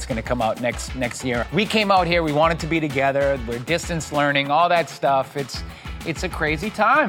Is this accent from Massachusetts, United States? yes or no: yes; Boston, Massachusetts, United States; In my hometown in Boston